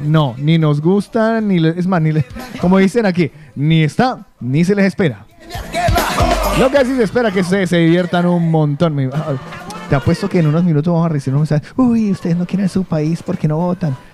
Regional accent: Colombia; moved away; somos cuatro colombianos nada más que de aquí

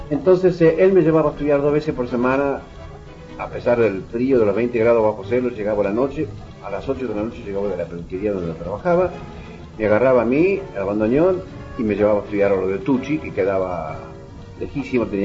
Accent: Argentina; sí, sí, soy argentino

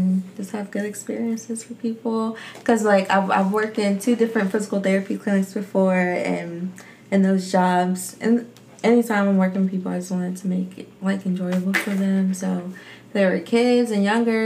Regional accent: Newport News, Virginia, United States; I'm from Newport News, Virginia, born and raised.

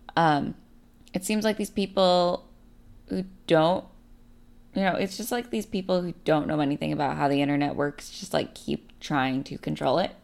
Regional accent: Bay Area, California, United States; I'm from the Bay Area

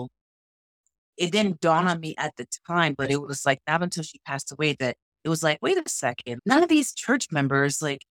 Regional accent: New York, United States; I grew up, born and raised in New York, grew up pretty much in church all the time

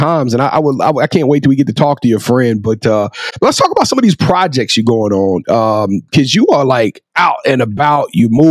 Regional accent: Louisiana, United States; I'm from Louisiana

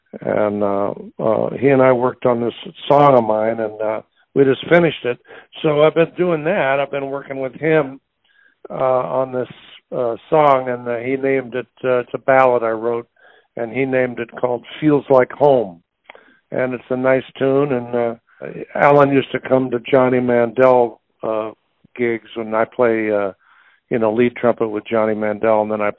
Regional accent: New York, United States; also born or lived in Indianapolis; Well, I was born in Indianapolis, but when I was a kid, my mother's brother, my uncle Bobby Sherwood, had a band, and I was on the road from 0 to 5. I mean, I didn't really live in Indianapolis. We lived in New York.

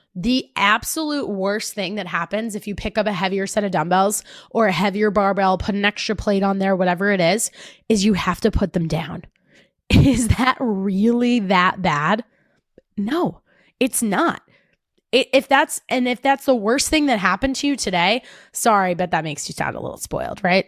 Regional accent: New Jersey, United States; accent: Jersey; I sounded too Jersey

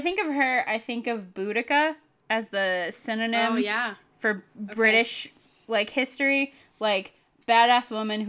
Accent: Ireland; And I am Irish, so I'm just missing something.

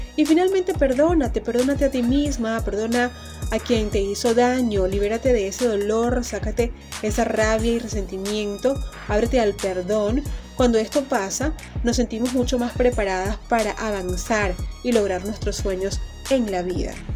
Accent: Maracaibo, Zulia, Venezuela; la alcaldía de Maracaibo en mi ciudad natal

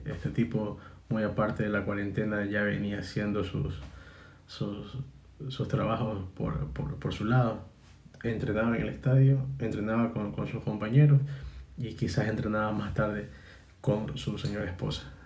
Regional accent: Guayaquil, Guayas, Ecuador; nosotros como guayaquileños, nosotros guayaquileños

